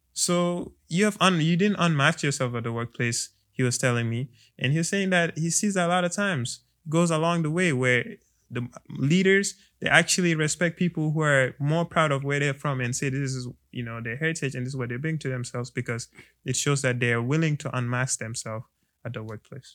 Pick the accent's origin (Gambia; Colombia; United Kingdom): Gambia; now in United States; I am from the Gambia. I am from West Africa.